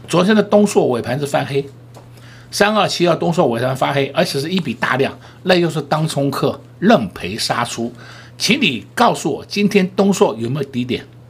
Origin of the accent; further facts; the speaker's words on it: Taiwan; 我们台湾人民